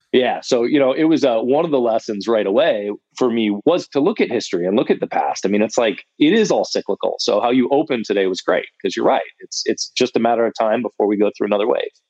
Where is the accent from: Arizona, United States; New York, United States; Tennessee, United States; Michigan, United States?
Michigan, United States; Ann Arbor; moved away as an adult; also born or lived in Indiana; now in Austin, United States; I'm from Michigan, from Ann Arbor, okay. Michigan originally, moved to Austin about six years ago